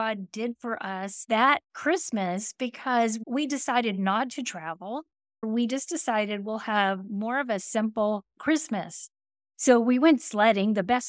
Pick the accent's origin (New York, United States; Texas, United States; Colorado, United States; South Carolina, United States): Texas, United States; I'm from Texas, okay? And we don't do snow, and I do not like the cold at all.